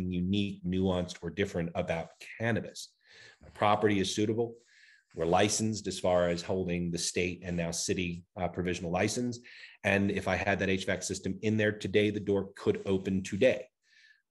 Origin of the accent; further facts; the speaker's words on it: New York City, New York, United States; moved away as an adult; also born or lived in Worcester, Massachusetts; now in Denver, United States; I was raised in New York City